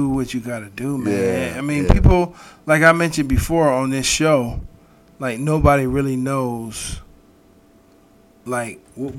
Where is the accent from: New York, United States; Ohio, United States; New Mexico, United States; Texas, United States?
Ohio, United States; Garfield Heights; also born or lived in 93rd (Cleveland); I grew up in Garfield.